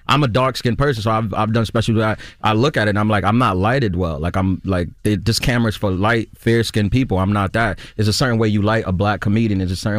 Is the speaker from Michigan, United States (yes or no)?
no; New York, United States; especially in my hometown, I'm from New York, like a New York audience, I was pretty confident that it would go well.